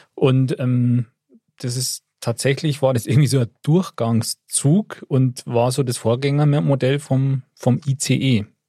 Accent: Upper Bavaria, Germany; wenn ich als Oberbayer nach Niederbayern fahre

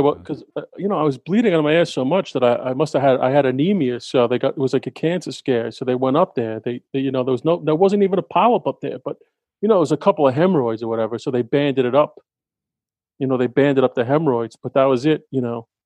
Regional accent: New York, United States; I'm a New Yorker

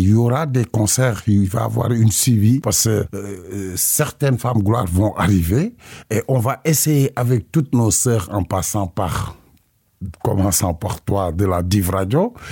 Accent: Belgium; also born or lived in Senegal; Je suis né au Sénégal et adopté à la Belgique.

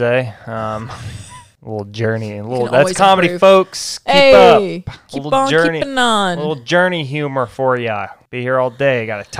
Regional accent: United States; I'm an American, baby.

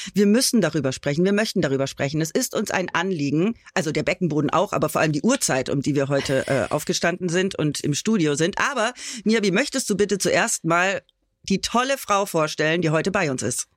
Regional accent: Bad Tölz, Bavaria, Germany; ich bin ja auch gebürtige Bayerin

